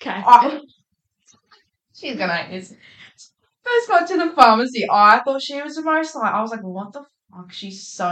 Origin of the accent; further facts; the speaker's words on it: Northern Western Australia, Australia; moved away as an adult; now in Perth, Australia; I'm from Northern WA. I lived in WA